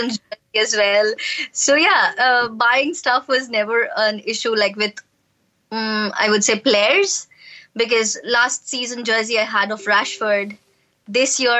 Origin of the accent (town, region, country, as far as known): Kolkata, West Bengal, India; born or raised there